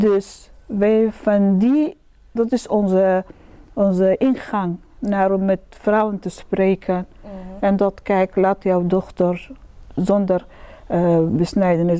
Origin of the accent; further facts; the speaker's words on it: Sudan; Dutch is a second language; now in Netherlands; ik ben eigenlijk uit Sudan